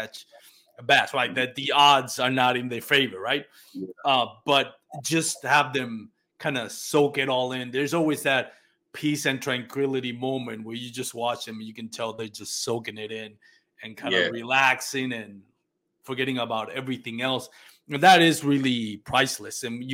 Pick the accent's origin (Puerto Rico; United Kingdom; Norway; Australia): Puerto Rico; moved away as an adult; now in Texas, United States; I grew up in Puerto Rico